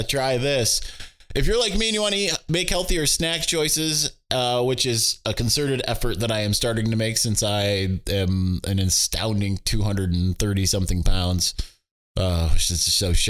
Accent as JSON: {"language": "English", "region": "Michigan", "country": "United States", "also_born_or_lived": "California", "moved": "as an adult"}